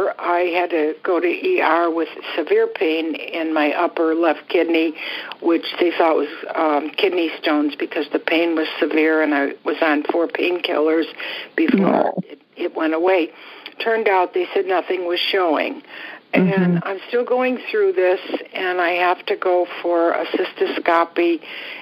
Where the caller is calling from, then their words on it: Florida, United States; I'm calling from Florida